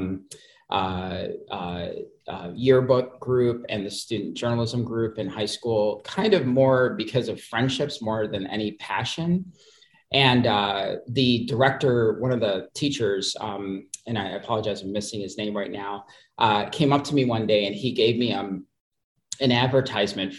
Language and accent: English; Toledo, Ohio, United States; also born or lived in Jamaica; we immigrated from Jamaica to Toledo in 1978